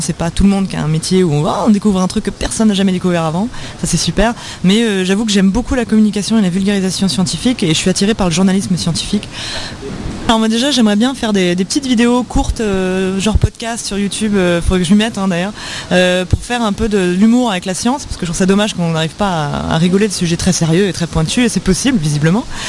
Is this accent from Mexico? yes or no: no; France; chez nous en France